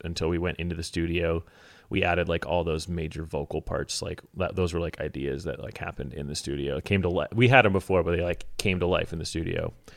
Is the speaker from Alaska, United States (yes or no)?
yes; Alaska, United States; I grew up in Alaska